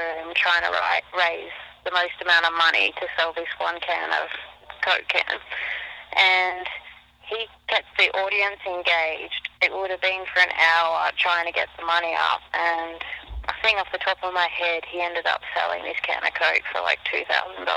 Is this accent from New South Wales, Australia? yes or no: no; Melbourne, Victoria, Australia; moved away as an adult; now in United States; I'm from Melbourne, Australia